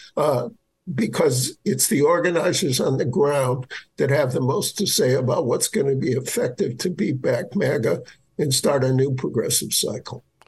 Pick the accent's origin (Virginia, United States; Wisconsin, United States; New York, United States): Wisconsin, United States; Milwaukee; own home state of Wisconsin, it's been battered by deindustrialization. Milwaukee, my hometown